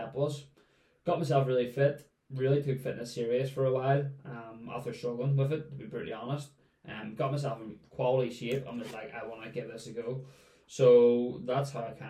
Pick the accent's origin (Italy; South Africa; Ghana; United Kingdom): United Kingdom; Lisburn, Northern Ireland; I'm from Lisburn, which is only up the road from here